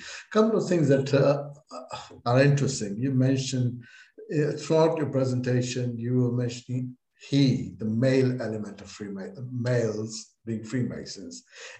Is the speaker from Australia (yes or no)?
no; England, United Kingdom; Well, I'm an English Mason as well